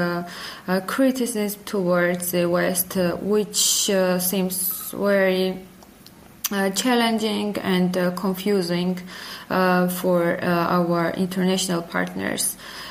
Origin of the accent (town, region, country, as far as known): Georgia